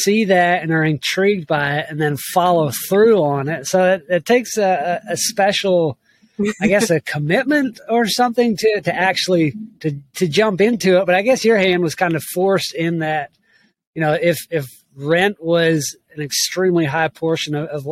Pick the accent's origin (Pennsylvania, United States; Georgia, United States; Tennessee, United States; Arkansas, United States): Georgia, United States; South; now in Kentucky, United States; I grew up in South Georgia, where it's summer 8 or 9 months out of the year